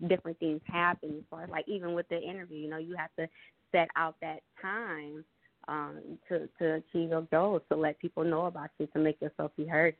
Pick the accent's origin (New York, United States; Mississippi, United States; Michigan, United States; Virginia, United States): Michigan, United States; Detroit; I am from Detroit, so you know I grew up in the hood